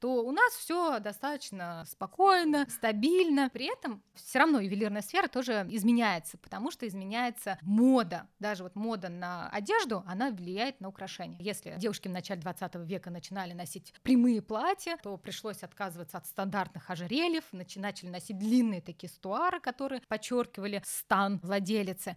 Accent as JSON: {"language": "Russian", "region": "Urals", "country": "Russia", "tie": "born or raised there", "said": "я родилась на Урале. Там такая самоцветная полоса у нас"}